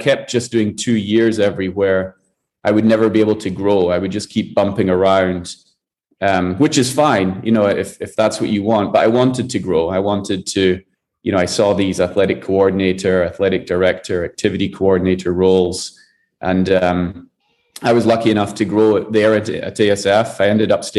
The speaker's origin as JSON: {"language": "English", "region": "Scotland", "country": "United Kingdom", "also_born_or_lived": "Kuala Lumpur, Malaysia", "moved": "as an adult", "lives_now": "Panama", "said": "I'm originally from Scotland"}